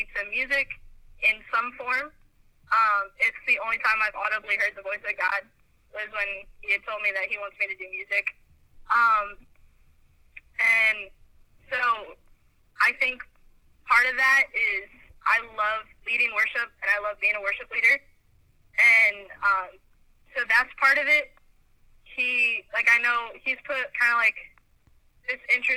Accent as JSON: {"language": "English", "region": "Ohio", "country": "United States", "tie": "born or raised there", "moved": "as an adult", "lives_now": "Nashville, United States", "said": "I moved here 3 years ago. I grew up in Ohio."}